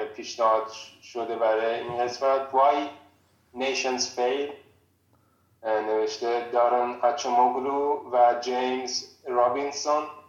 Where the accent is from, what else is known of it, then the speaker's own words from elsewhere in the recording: Iran; now in Prague, Czech Republic; ما به عنوان یک ایرانی